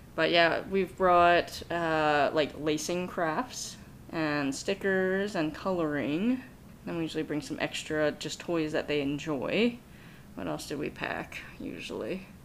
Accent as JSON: {"language": "English", "region": "East Coast", "country": "United States", "moved": "yes", "said": "I'm originally from the East Coast"}